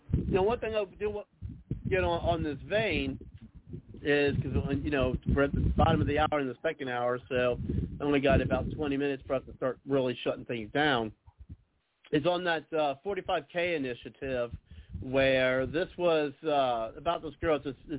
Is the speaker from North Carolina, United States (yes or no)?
yes; North Carolina, United States; also born or lived in Las Vegas; I made the decision to get my vax before I left Las Vegas to move back to my home state of North Carolina